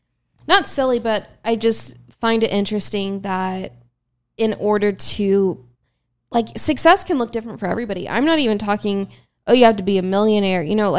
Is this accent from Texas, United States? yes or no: yes; Austin, Texas, United States; streets I grew up on and like my parents live not too far and like I went to school here, like this is my hometown